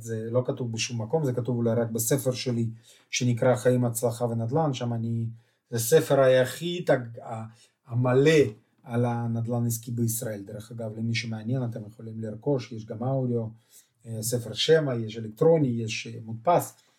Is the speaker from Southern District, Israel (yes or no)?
yes; Beersheba, Southern District, Israel; אני מבאר שבע